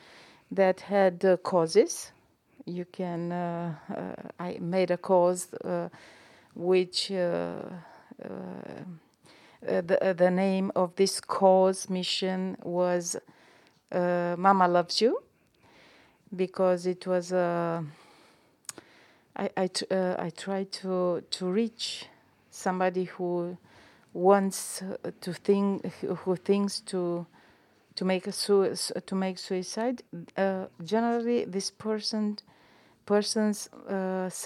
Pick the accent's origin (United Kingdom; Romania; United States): Romania; English is a second language; now in Milan, Italy; I'm from Romania community